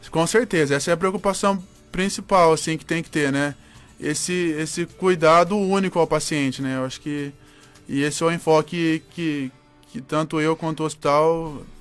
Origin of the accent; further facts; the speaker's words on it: Avaré, São Paulo, Brazil; born there; moved away; Isso, eu sou, sou, sou nascido em Avaré, interior de São Paulo. Uma cidade pequena lá do interior de São Paulo.